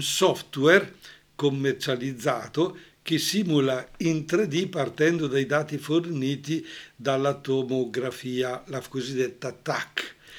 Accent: Brescia area, Lombardy, Italy; accent: Brescian; al nostro dialetto bresciano

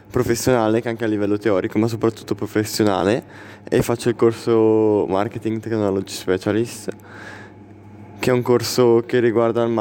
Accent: Urago d'Olio, Lombardy, Italy; Di Urago d'Olio.

